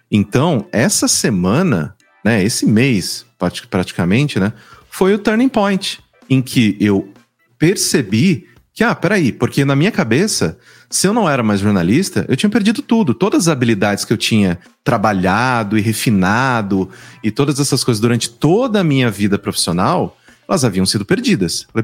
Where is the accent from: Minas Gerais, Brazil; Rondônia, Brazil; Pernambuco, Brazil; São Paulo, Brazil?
São Paulo, Brazil; Eu sou do interior de São Paulo, né?